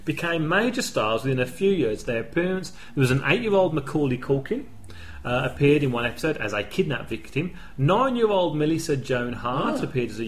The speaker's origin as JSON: {"language": "English", "country": "United Kingdom", "said": "we're British"}